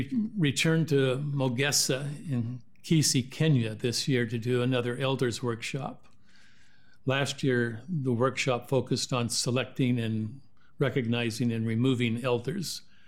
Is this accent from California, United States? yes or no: no; Washington, United States; born there; also born or lived in Oregon; I was born in Washington, spent 40 years in Oregon.